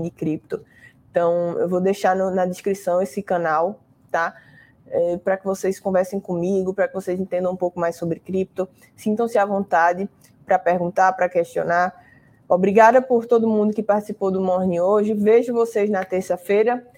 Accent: Recife, Pernambuco, Brazil; eu sou de Recife

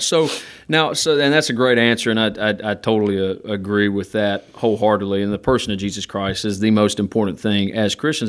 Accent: Gardendale, Alabama, United States; I'm from Gardendale, Alabama

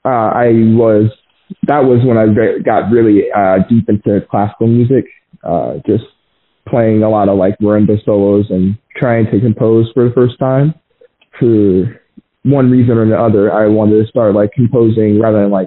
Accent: Glendale, Arizona, United States; I was born in Arizona, Phoenix, Arizona, in this county called Glendale

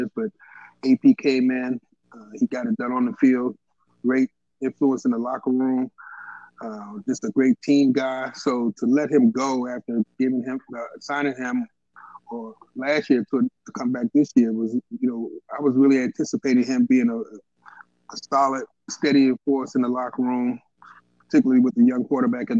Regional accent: Washington, District of Columbia, United States; moved away as an adult; also born or lived in Norfolk, Virginia / New York; I grew up in Southeast D.C.

